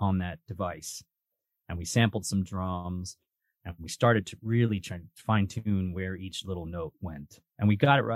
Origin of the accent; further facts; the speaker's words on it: New York, United States; We're like a New York band